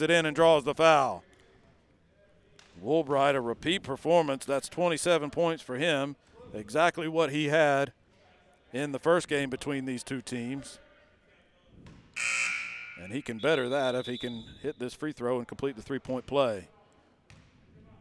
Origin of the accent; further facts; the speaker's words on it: Albany, Georgia, United States; Thomasville, my neck of the woods. I grew up in Albany